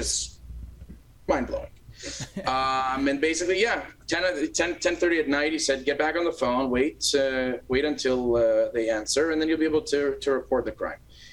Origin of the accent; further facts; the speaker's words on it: United States; now in Canada; I'm American